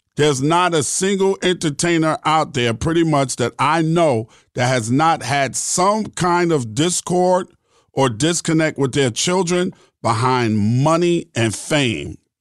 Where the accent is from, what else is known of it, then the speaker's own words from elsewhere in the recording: New York City, New York, United States; I grew up in New York City.